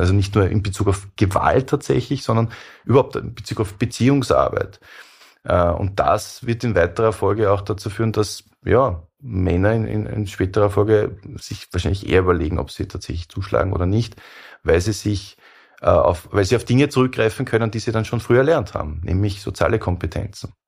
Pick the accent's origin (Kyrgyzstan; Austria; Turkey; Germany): Austria; wir, die wir äh, mehr als Österreicher sind